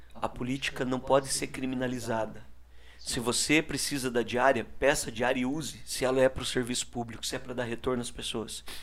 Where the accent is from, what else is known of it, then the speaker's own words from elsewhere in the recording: Brazil; Eu sou morador da Vila Ilgenberg, é um bairro carente, pobre ali de, aqui da nossa cidade, no bairro da Nova Rússia. E ainda muito criança, eu trabalhei com meu pai como catador de reciclado